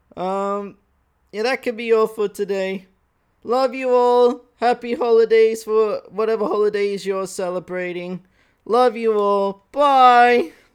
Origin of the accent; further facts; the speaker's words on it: Australia; accent: Australian; Wide-ass Australian voice